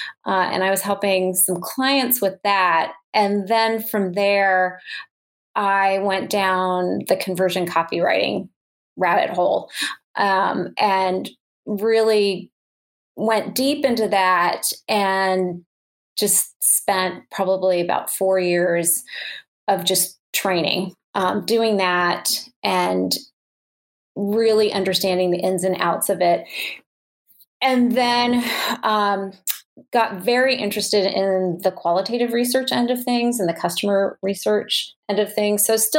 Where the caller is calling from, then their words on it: Minnesota, United States; I am just outside of Minneapolis, so the Twin Cities area.